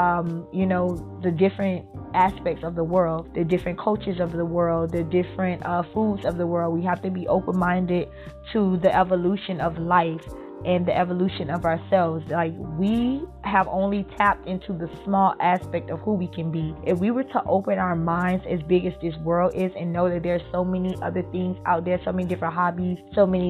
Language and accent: English; Miami, Florida, United States; I was born and raised here in Miami